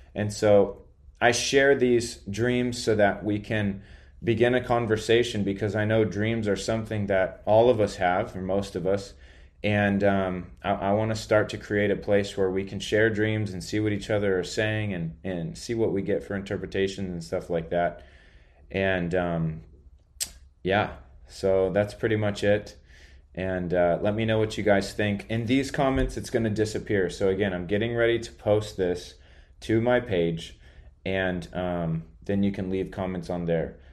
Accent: United States; I'm American

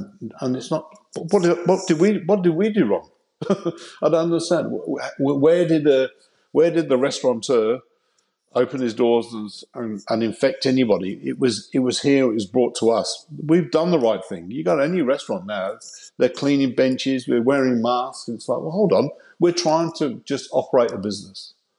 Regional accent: Coventry, West Midlands, United Kingdom; And I just thought this will be a good way of getting out of my hometown of Coventry.

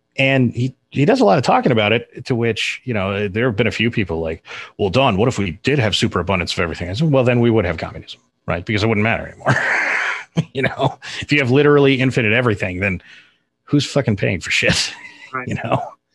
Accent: north of Sacramento, Northern California, United States; I grew up in Northern California, uh, up just north of Sacramento

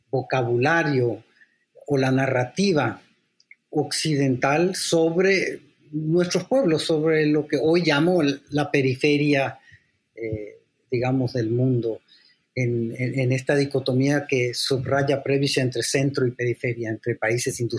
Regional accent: San Salvador, El Salvador; born there; yo soy también salvadoreño, porque yo nací en San Salvador.

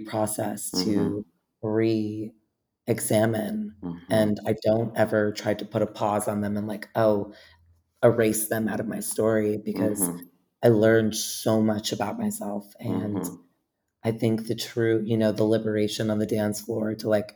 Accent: New York City, New York, United States; growing up in New York

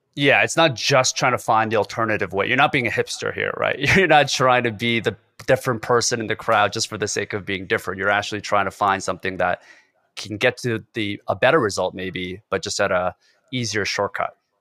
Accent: South Korea; moved away; I was born in Korea, so it's a very homogenous culture where everybody has to be united. You kinda have to follow the certain rules, and it's very constricted in a lot of ways, and that's the way I grew up in my family as well

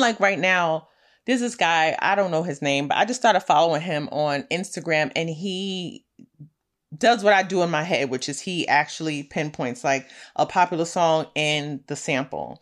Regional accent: New York City, New York, United States; I'm a girl from Brooklyn

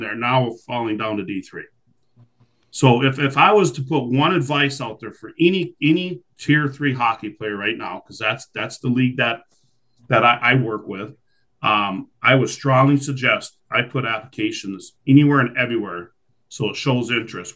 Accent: Saginaw, Michigan, United States; I was born in Saginaw, so I'm familiar with with Lower Michigan

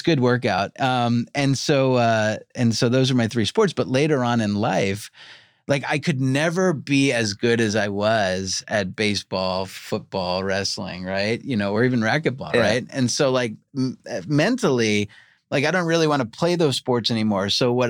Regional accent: New York, United States; now in Los Angeles, United States; I grew up eating pizza in New York.

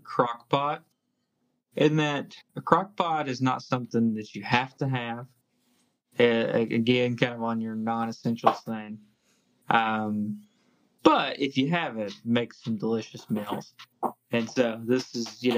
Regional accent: East Tennessee, United States; moved away as an adult; now in Lexington, United States; growing up in East Tennessee, where I feel like trains are like everywhere, especially in Loudoun.

